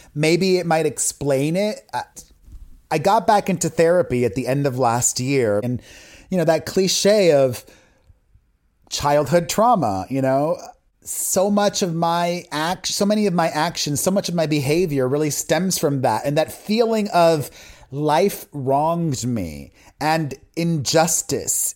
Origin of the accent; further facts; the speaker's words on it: Miami, Florida, United States; growing up in Miami in a Latino community and a religious community on top